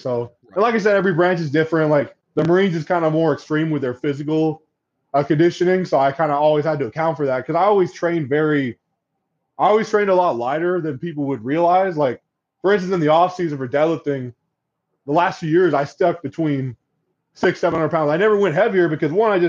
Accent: Corvallis, Oregon, United States; I'm from Corvallis, Oregon, which is where Oregon State University resides

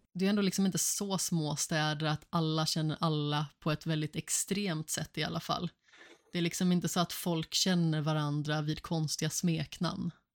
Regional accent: Alingsås, Västra Götaland, Sweden; jag växte upp här i Allingsås

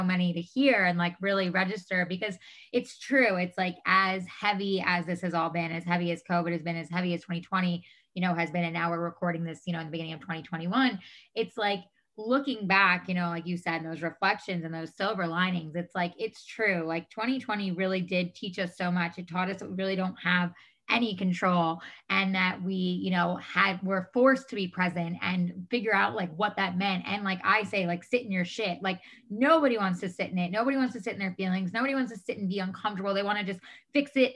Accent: New York, United States; moved away as an adult; now in California, United States; I'm originally from New York. I moved out to California 10 and a half years ago

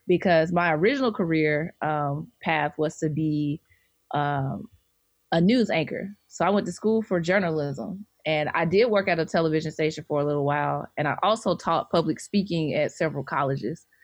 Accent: Birmingham, Alabama, United States; moved away as an adult; now in Atlanta, United States; I'm originally from Birmingham, Alabama

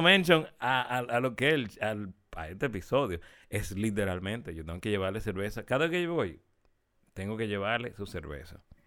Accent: Santiago de los Caballeros, Santiago, Dominican Republic; no somos del sur, somos de Santiago

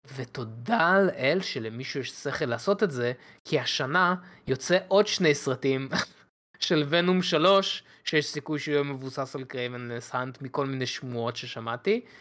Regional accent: Israel; בתור ישראלים

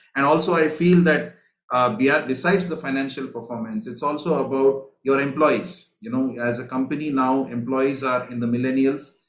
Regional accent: India; now in Singapore; I'm originally from India

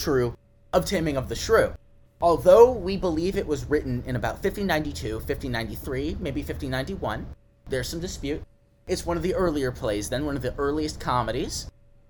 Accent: United States; I am American

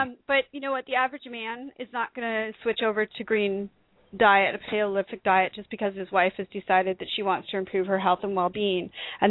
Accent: Canada; accent: Canadian; I'm Canadian, eh?

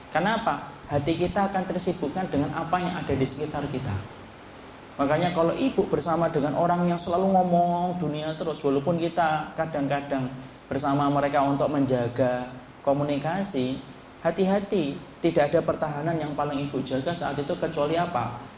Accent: Java, Indonesia; kalau kita orang Jawa ibu, kita tidak boleh nyalain.

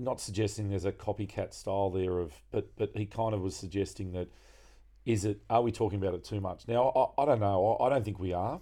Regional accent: Frenchs Forest, New South Wales, Australia; the broader area where I grew up in Francis Forrest

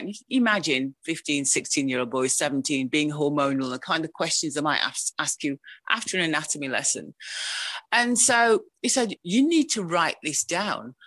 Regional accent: Wolverhampton, West Midlands, United Kingdom; moved away as an adult; now in Sheffield, United Kingdom; I was educated in Wolverhampton

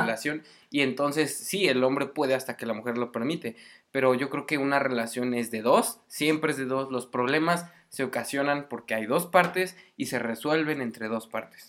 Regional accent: Mexico City, Mexico; moved away as an adult; now in Morelia, Mexico; Soy de Ciudad de México, del defectuoso

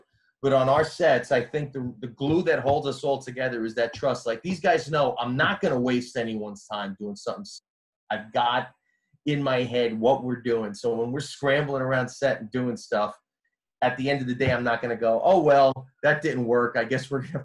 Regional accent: Jersey City, New Jersey, United States; I grew up in Jersey City

